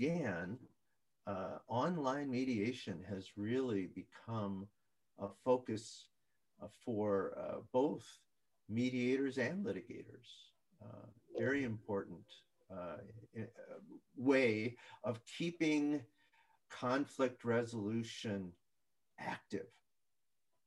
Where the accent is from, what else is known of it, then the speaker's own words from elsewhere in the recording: Minnesota, United States; I'm from Minnesota